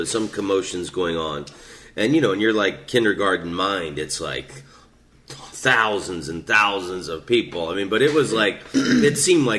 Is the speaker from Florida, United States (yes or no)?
yes; Oviedo, Florida, United States; growing up in Oviedo, walking around barefoot was great, man. There was fruit trees everywhere. God, there was orange groves everywhere.